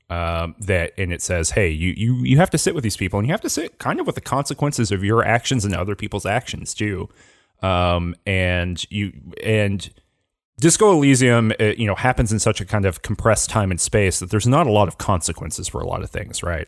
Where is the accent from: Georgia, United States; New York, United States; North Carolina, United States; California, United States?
Georgia, United States; I'm not from Louisiana, I'm from Georgia, but very similar kind of southern vibe